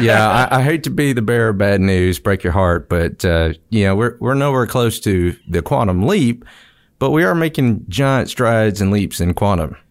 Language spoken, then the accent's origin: English; Mississippi, United States; moved away as an adult; I grew up in Mississippi